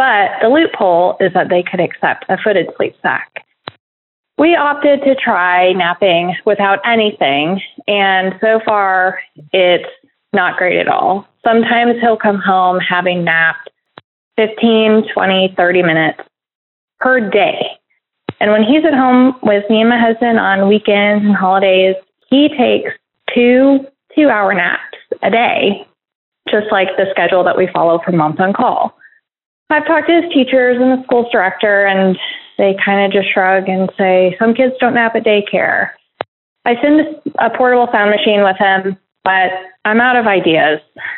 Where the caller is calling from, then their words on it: Dallas, Texas, United States; I'm calling from Dallas, Texas.